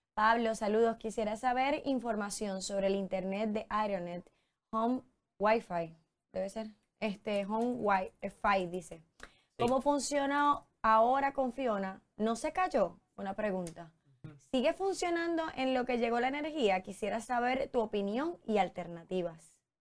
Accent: Puerto Rico; como puertorriqueños

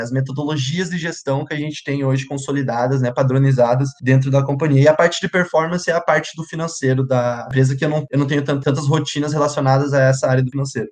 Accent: Santa Rosa, Rio Grande do Sul, Brazil; moved away as an adult; also born or lived in Santa Maria; now in Sapucaia do Sul, Brazil; sou natural de Santa Rosa

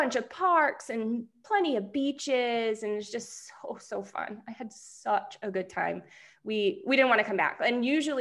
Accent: New Hampshire, United States; now in Arizona, United States; I come from New Hampshire

